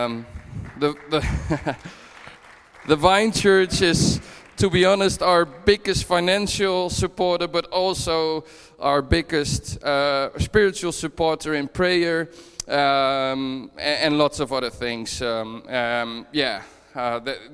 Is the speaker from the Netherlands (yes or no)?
yes; Netherlands; moved away as an adult; now in Dunfermline, United Kingdom; I'm originally from the Netherlands, but we moved up from the Netherlands last year to Dunfermline